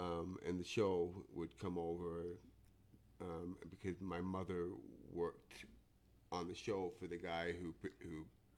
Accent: North West England, United Kingdom; I grew up in England, in the north of England.

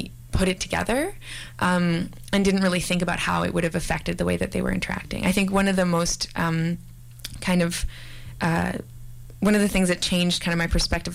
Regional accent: Victoria, British Columbia, Canada; moved away; also born or lived in Montreal; growing up in Victoria, which is sort of very white, and especially my elementary school

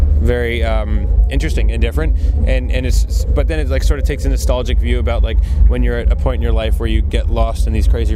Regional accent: New Jersey, United States; now in Brooklyn, United States; I'm from New Jersey

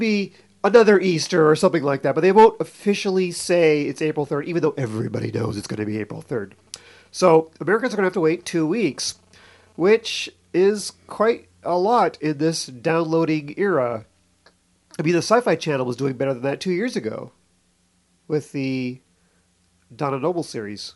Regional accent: Canada; moved away; I grew up in Canada

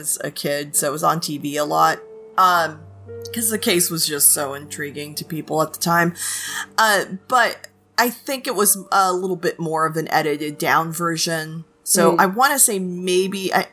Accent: California, United States; moved away; also born or lived in Florida; I'm from California

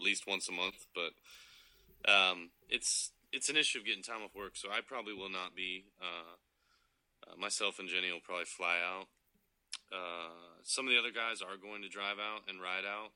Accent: Jacksonville Beach, Florida, United States; also born or lived in Melbourne, Florida; I grew up in Florida

